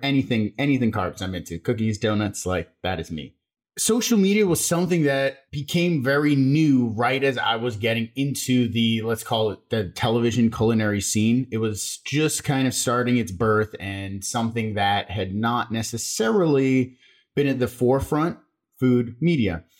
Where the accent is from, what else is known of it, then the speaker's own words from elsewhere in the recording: Las Vegas, Nevada, United States; I grew up in Las Vegas.